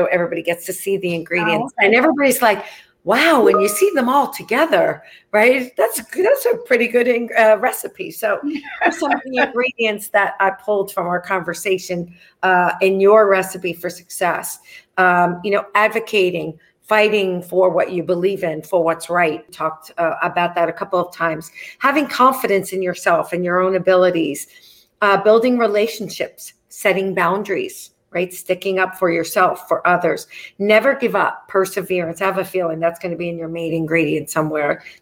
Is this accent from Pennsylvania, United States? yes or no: no; New York, United States; I'm a New Yorker